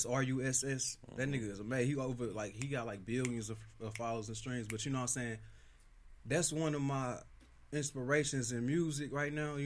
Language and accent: English; Las Vegas, Nevada, United States; growing up in Las Vegas